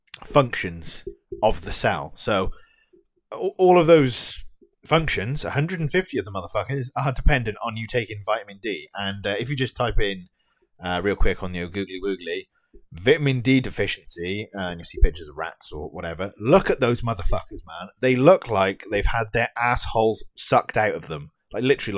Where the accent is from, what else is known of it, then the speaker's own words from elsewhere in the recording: United Kingdom; me as a Brit